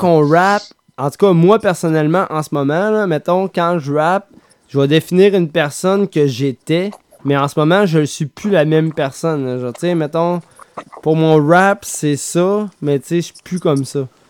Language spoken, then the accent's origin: French; Quebec City, Quebec, Canada; On vient de Québec